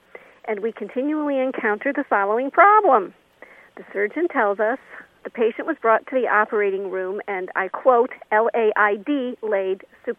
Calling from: Connecticut, United States; calling from Connecticut.

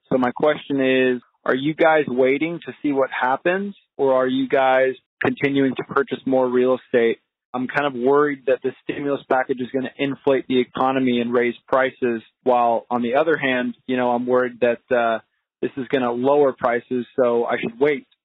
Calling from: Redding, California, United States; I'm from Redding, California.

